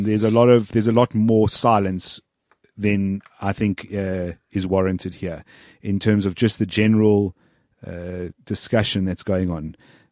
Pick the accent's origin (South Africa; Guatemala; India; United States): South Africa; I have no other passports. I am South African